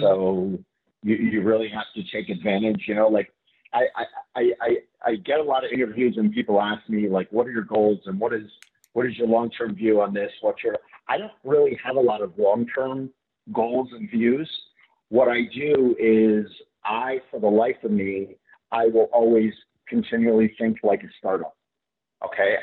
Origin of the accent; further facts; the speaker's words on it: Fort Lauderdale, Florida, United States; I grew up in Fort Lauderdale